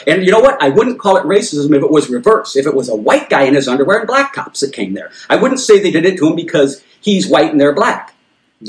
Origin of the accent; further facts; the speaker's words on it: United States; as Americans